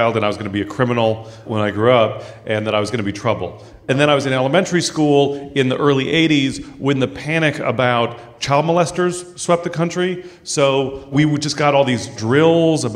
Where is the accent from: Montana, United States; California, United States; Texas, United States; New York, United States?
California, United States; San Francisco; I grew up in San Francisco